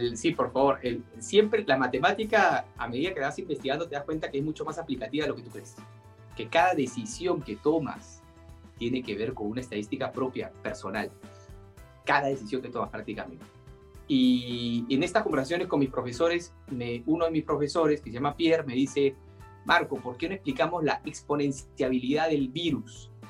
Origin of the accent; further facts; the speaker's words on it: Peru; nos hemos generado como peruanos